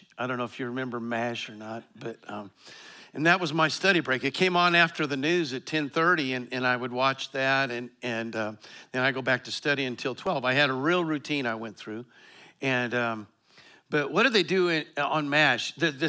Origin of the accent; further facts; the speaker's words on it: Colorado, United States; You know, I grew up in Eastern Colorado. We had farmers in our church.